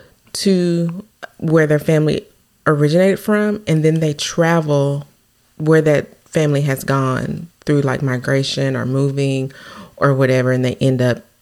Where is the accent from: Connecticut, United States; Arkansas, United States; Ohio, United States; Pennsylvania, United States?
Arkansas, United States; Newport; born or raised there